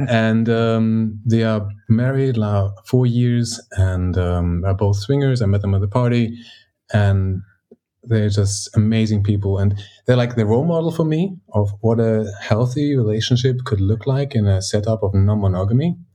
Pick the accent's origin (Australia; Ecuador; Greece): Greece; now in Germany; I grew up in Greece and I live in Germany